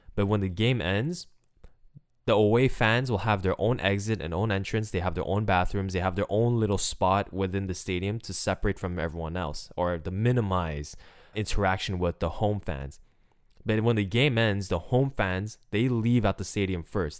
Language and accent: English; Montreal, Quebec, Canada; I'm from Montreal. I grew up watching the Canadiens